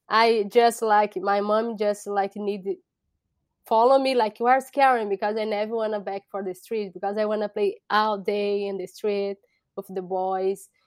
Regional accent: São Paulo, Brazil; English is a second language; moved away as an adult; now in United States; I'm from Brazil. So, I bro-, I born in Brazil.

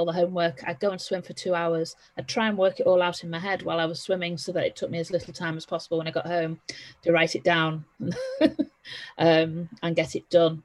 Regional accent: Liverpool, North West England, United Kingdom; also born or lived in Essex / Chester; I was born and grew up in Liverpool.

